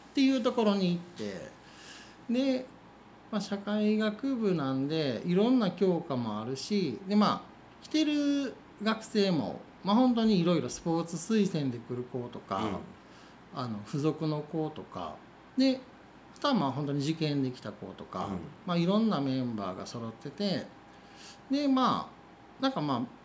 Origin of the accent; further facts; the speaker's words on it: Kinokawa, Wakayama, Japan; 地元岸川なんで結構まあ、うん田舎で育ったんです